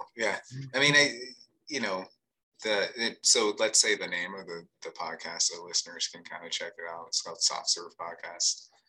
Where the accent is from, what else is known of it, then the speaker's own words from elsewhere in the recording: Hanscom Air Force Base, Massachusetts, United States; Fort Devens used to be a place where we went as kids all the time, because we grew up on Hanscom Air Force Base, because my dad was in the Air Force.